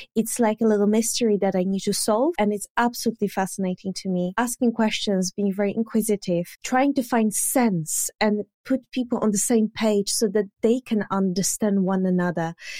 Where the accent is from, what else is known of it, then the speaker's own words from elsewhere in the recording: Poland; English is a second language; moved away as an adult; now in United Kingdom; originally I'm from Poland, but I live now in the U K.